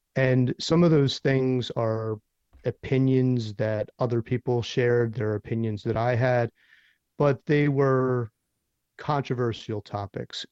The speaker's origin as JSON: {"language": "English", "town": "Philadelphia", "region": "Pennsylvania", "country": "United States", "moved": "yes", "lives_now": "Nashville, United States", "said": "I'm from Philadelphia"}